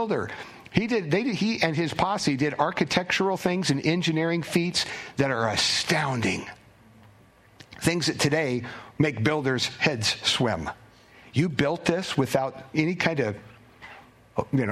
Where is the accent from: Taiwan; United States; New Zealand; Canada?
United States; Gorst, Washington; was raised over in Kitsap County